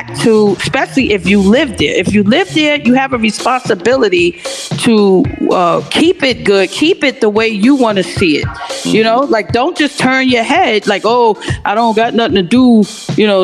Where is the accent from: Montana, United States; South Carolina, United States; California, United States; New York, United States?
New York, United States; New York City; my neighborhood where I grew up in St. Nick Projects